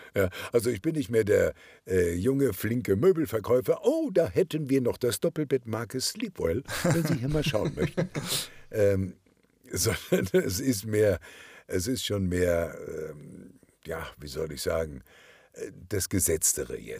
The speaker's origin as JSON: {"language": "German", "town": "Kiel", "region": "Schleswig-Holstein", "country": "Germany", "accent": "Norddeutsch", "moved": "yes", "said": "Ich komme ja aus Kiel"}